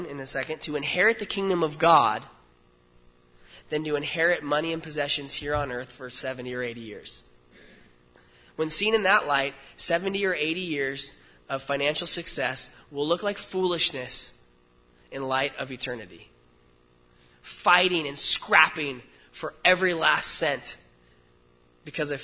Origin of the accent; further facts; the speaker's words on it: United States; I'm an American